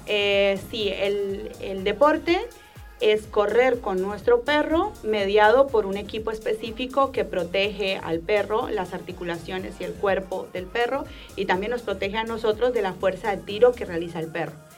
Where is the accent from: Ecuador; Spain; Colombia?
Colombia; moved away as an adult; now in Rosario, Argentina; Yo soy colombiana, pero llevo más de 12 años viviendo acá